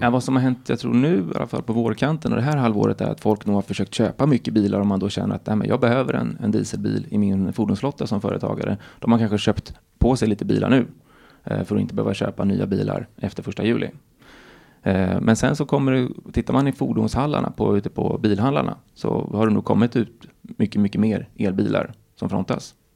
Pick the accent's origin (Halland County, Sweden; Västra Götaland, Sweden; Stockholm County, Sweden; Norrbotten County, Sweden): Stockholm County, Sweden; Stockholm; moved away; also born or lived in Gothenburg; Jag är född i Stockholm. Jag bodde bara femton korta år i Göteborg